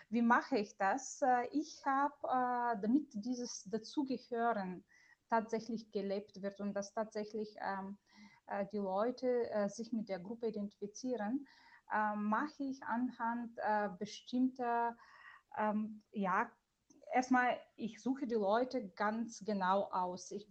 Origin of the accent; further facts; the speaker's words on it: Bulgaria; German is a second language; moved away as an adult; now in Germany; ist ein bulgarischer Name. Das bedeutet, ich bin eine gebürtige Bulgarin und äh, ich bin in Bulgarien aufgewachsen und mit 19 bin ich äh, ganz alleine nach Deutschland gekommen